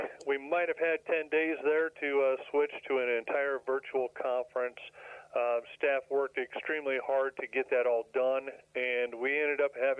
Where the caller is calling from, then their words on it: Nevada, Iowa, United States; Calling in from Nevada, Iowa, at our corporate headquarters.